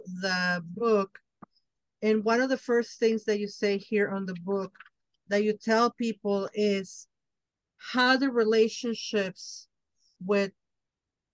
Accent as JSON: {"language": "English", "region": "Mexico City", "country": "Mexico", "moved": "as an adult", "lives_now": "United States", "said": "I'm from Mexico City"}